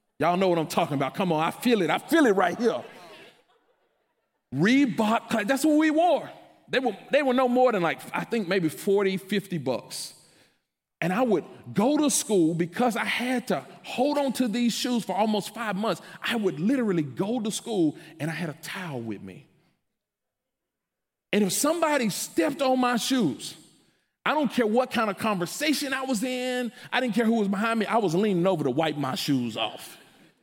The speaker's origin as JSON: {"language": "English", "town": "Memphis", "region": "Tennessee", "country": "United States", "tie": "born or raised there", "said": "I grew up in Memphis"}